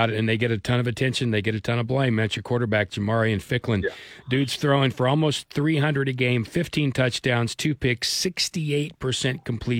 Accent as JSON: {"language": "English", "town": "Muskogee", "region": "Oklahoma", "country": "United States", "tie": "born or raised there", "said": "It's actually my hometown."}